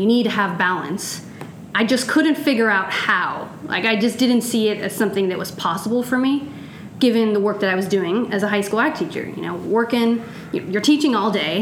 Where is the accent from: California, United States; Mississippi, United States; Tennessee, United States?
California, United States; moved away as an adult; also born or lived in Ghana; now in Oregon, United States; I am originally from California.